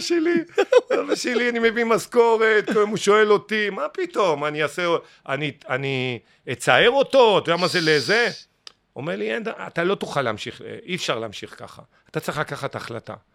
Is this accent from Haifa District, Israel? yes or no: no; Ashdod, Southern District, Israel; moved away as an adult; also born or lived in Mitzpe Ramon; now in Tel Aviv, Israel; אני בא לאשדוד עכשיו, אני לא מכיר את אשדוד, הבית שלי, שנולדתי בו, הפך להיות רב קומות